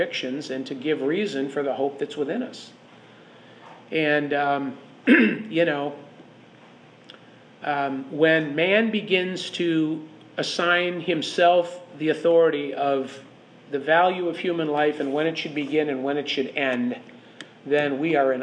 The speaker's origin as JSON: {"language": "English", "town": "Chicago", "region": "Illinois", "country": "United States", "said": "I'm from Chicago"}